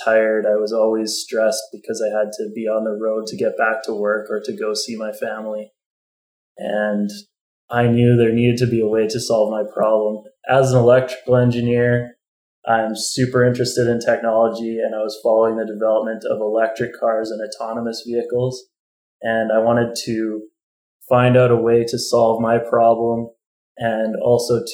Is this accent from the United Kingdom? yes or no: no; Calgary, Alberta, Canada; also born or lived in Edmonton / Hanna, Alberta; I'm a city boy, so I was growing up in Calgary and I went to university in Edmonton